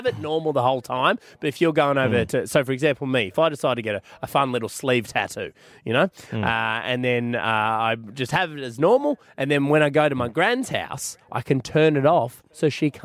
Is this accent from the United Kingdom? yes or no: no; Australia; I'm Australian